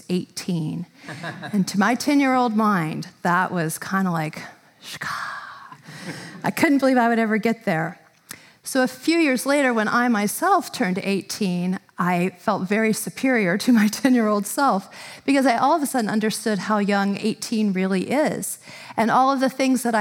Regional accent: Tallahassee, Florida, United States; moved away; I did a part of my growing up in Tallahassee, Florida.

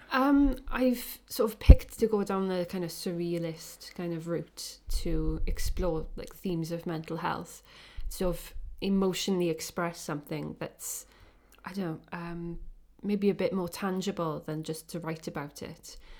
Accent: Welsh, Wales, United Kingdom; I'm a Welsh, um, photographer or artist that uses photography

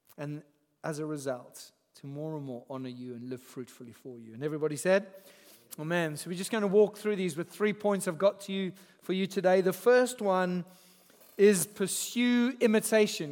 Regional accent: Zimbabwe; moved away; I grew up in Zimbabwe

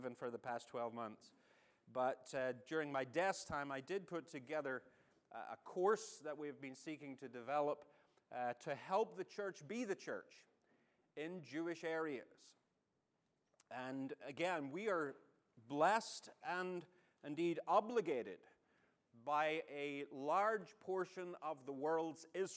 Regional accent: Northern Ireland, United Kingdom; now in United States; I'm not your favorite Irishman. Northern Irishman. There is a distinction

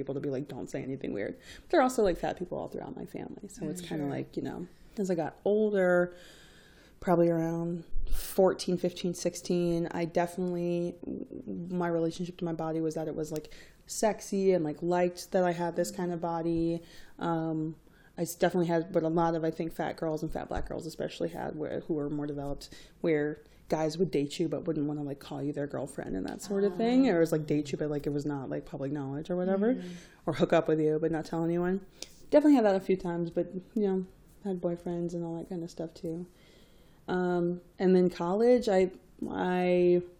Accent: Greensboro, North Carolina, United States; Where I grew up in Greensboro, North Carolina, at the time, we had very little other racial diversity besides black and white.

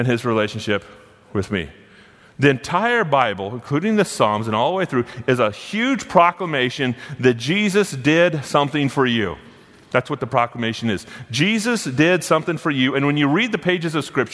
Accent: United States; I was born inside of America

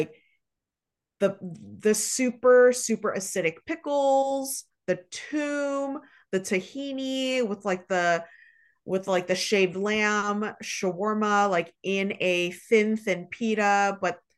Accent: Dearborn, Michigan, United States; I mean, I just tell people I'm like born and raised in Dearborn, Michigan, because I've spent so much time there.

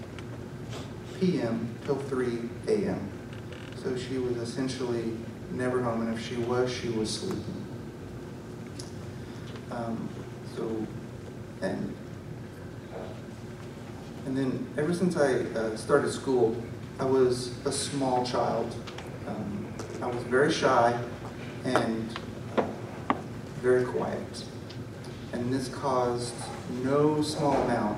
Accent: Newton, United States; I was born and raised here in Newton, went to all my school here in Newton.

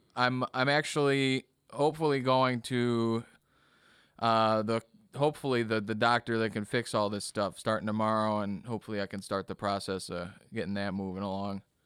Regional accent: Kenosha, Wisconsin, United States; also born or lived in Bradley, Illinois; I grew up in Kenosha

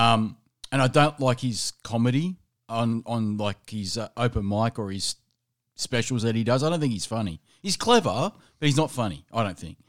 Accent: Australia; as a Australian

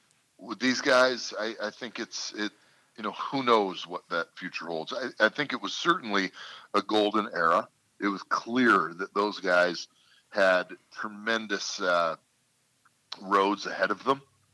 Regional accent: Canada; coming as a Canadian, you're looking at, you know, being unless you're the clear number one, clearing a foreign spot for it.

